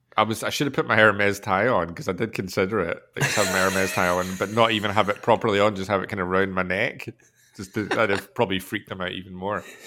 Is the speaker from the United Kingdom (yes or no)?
yes; Scotland, United Kingdom